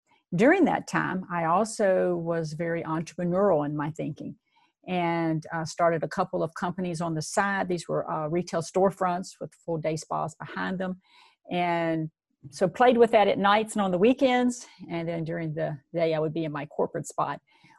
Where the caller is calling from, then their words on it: Virginia, United States; I'm speaking to you from Virginia. It's a beautiful fall day here.